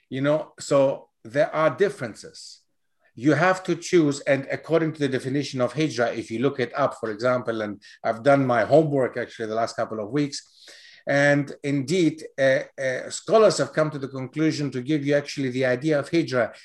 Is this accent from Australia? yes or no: no; Germany; also born or lived in Greece; now in United Kingdom; I grew up in Germany